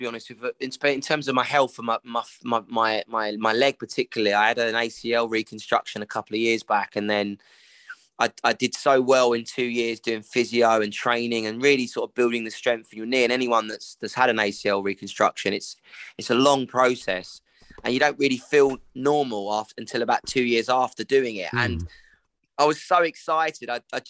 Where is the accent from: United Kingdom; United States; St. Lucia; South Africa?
United Kingdom; some of the snacks that we as British people eat is horrendous.